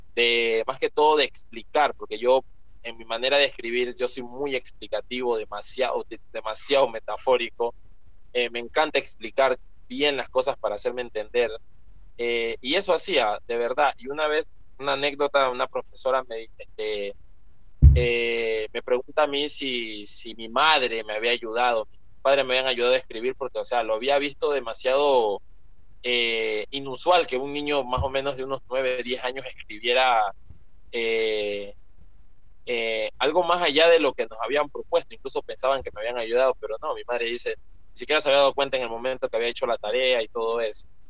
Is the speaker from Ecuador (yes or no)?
yes; Ecuador; also born or lived in Esmeraldas Province, Ecuador; yo nací en Ecuador, aquí en Ecuador